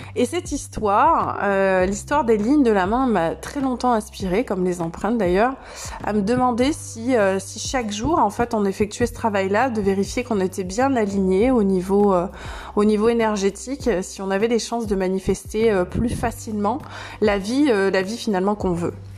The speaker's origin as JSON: {"language": "French", "town": "Saintes-Maries-de-la-Mer", "region": "Provence-Alpes-Côte d'Azur", "country": "France", "tie": "born or raised there", "said": "dans un village dans lequel j'ai grandi, les saintes maries de la mer la capitale de la Camargue."}